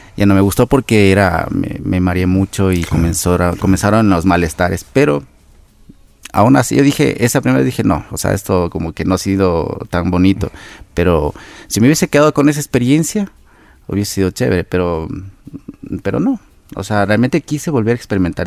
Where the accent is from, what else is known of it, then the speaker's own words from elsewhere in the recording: Quito, Pichincha, Ecuador; nací aquí en la ciudad de Quito